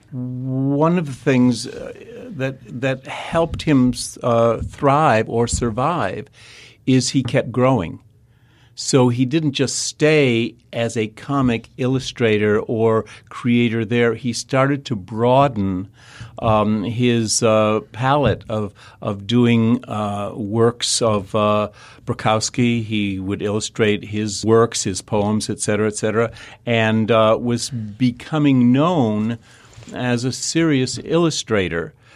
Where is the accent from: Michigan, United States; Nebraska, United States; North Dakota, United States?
Michigan, United States; Detroit; moved away; also born or lived in New York / Chicago / Kansas City; growing up in Detroit